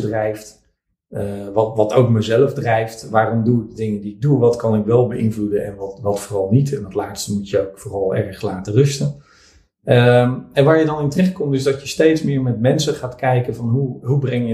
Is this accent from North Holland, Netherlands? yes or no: no; Vlissingen, Zeeland, Netherlands; also born or lived in Middelburg; geboren in Middelburg, 1973. Mhm. Eh, ik ben opgegroeid in Vlissingen.